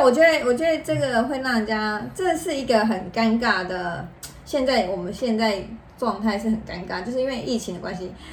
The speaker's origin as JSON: {"language": "Chinese", "country": "Taiwan", "said": "我们台湾人的习俗"}